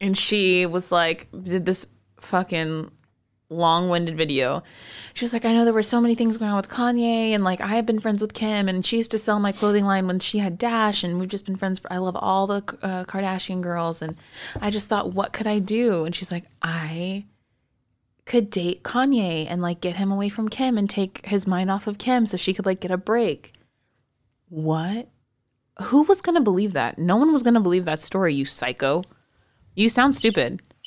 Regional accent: San Antonio, Texas, United States; I'm from San Antonio where all the cops are, like, majority of the cops are brown

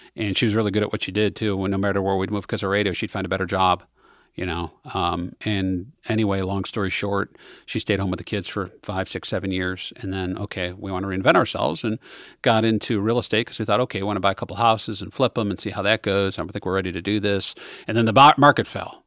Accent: Western New York, United States; moved away; I grew up in Western New York

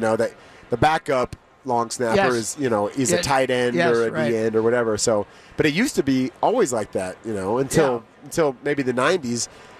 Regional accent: California, United States; also born or lived in Oak Ridge, Tennessee; I mean, I was born there. I grew up mostly in the Bay Area, but I was born there.

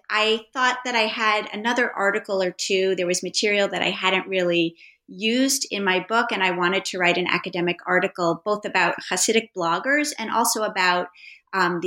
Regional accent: New York City, New York, United States; I am a native New Yorker. I grew up on the Upper West Side

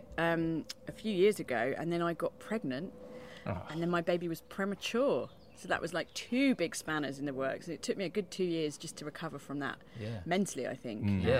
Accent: London, United Kingdom; also born or lived in Crofton Park / New Cross; I grew up around here. I grew up in Peckham, and then moved to Crofton Park, so near Broccoli. And then went to school in New Cross, so all South East London.

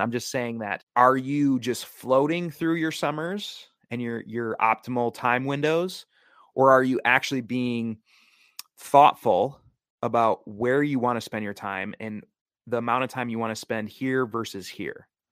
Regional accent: Wisconsin, United States; now in Oregon, United States; I was flying back to my home state of Wisconsin

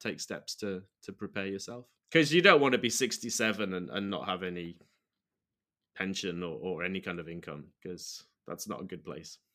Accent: United Kingdom; moved away as an adult; now in Sendai, Japan; As a U K citizen

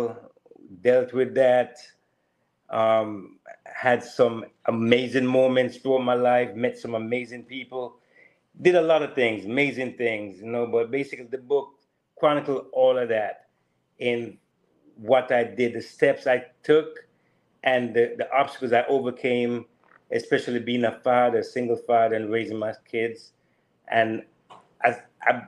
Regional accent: Jamaica; also born or lived in California / Daytona, Florida; now in Florida, United States; growing up in Jamaica, coming to the U.S.

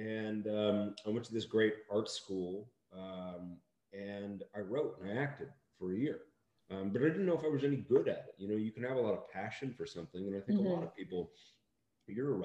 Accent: Seattle, Washington, United States; And where I grew up in Seattle felt like a small town.

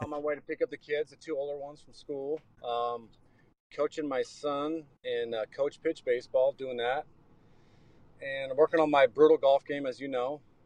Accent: Seattle, Washington, United States; moved away; I grew up in Seattle

